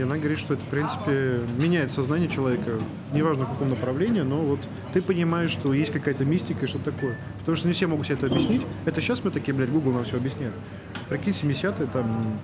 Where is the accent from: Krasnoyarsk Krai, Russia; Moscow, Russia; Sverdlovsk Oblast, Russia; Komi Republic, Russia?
Moscow, Russia; мы, москвичи